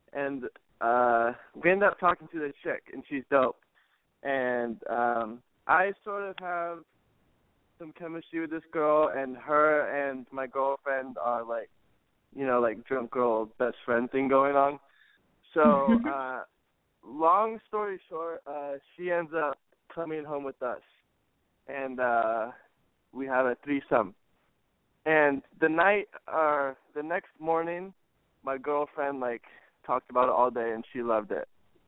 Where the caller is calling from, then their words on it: California, United States; And I'm from the Bay Area.